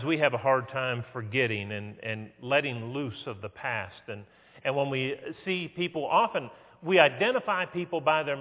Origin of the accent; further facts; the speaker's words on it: West Virginia, United States; I grew up in West Virginia